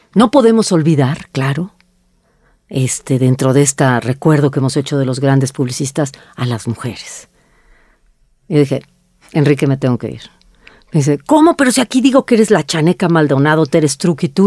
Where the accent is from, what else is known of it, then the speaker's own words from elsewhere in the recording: Mexico; las mexicanas somos en colectivo